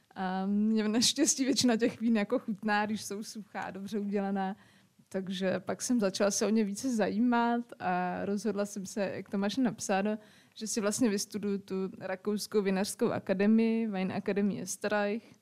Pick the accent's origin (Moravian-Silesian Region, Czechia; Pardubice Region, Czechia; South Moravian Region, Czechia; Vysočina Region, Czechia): Pardubice Region, Czechia; Pardubice; now in Zábřeh, Czechia; jsem tam narodila, jsem prostě Pardubičák